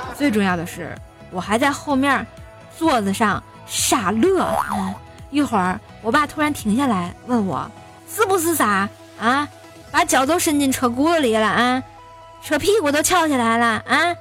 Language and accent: Chinese; Tianjin, China; 我们天津人啊，一般过年想就是什么做卫生啊、打扫厨，还有准备年夜饭之类的东西，做豆包儿、包馒头、贴吊钱儿、吃饺子、放鞭炮等等吧